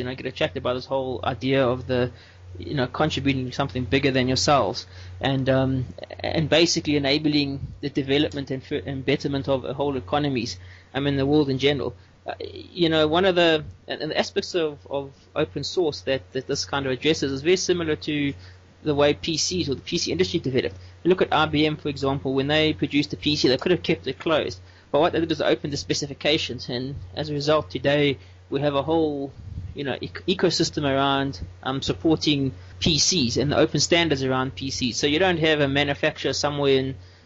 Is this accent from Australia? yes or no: no; South Africa; I'm from South Africa where I work for an open source solutions company